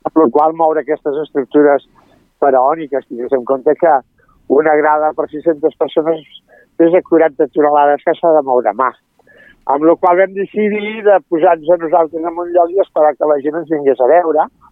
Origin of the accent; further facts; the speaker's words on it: Barcelona, Catalonia, Spain; moved away as an adult; also born or lived in Italy; now in Sant Esteve de Palautordera, Spain; urbanites de, de la ciutat de Barcelona, ella és del barri xino i jo soc de Sarrià